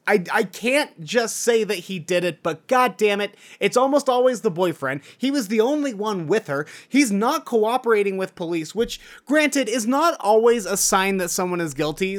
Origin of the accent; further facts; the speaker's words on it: Utah, United States; my home state of Utah